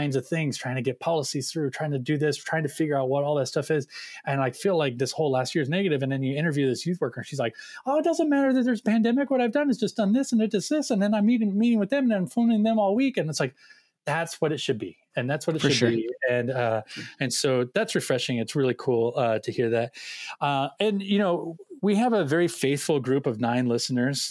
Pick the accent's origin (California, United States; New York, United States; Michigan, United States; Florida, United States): California, United States; Orange County; I grew up in Orange County